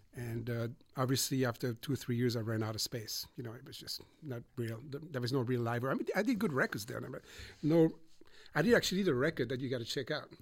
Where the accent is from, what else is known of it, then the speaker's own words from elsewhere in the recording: Montreux, Vaud, Switzerland; moved away as an adult; also born or lived in Boston, United States; now in United States; I grew up in Switzerland. I'm sorry okay. in Montreux